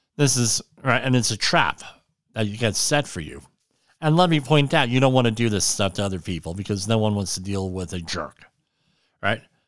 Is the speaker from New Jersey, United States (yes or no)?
yes; New York City area, Central New Jersey, United States; I grew up in the New York City area. Me, uh, Central New Jersey